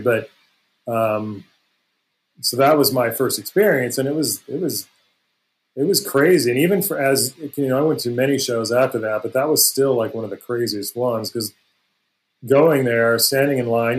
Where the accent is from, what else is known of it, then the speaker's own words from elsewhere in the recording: Palos Verdes, California, United States; I grew up in the South Bay area and actually in Palos Verdes